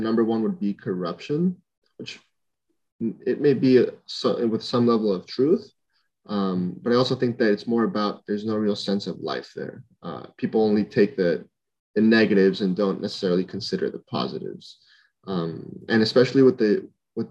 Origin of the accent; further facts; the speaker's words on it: San Pedro Sula, Cortés, Honduras; moved away as an adult; now in San Francisco, United States; We're all, born and raised in Honduras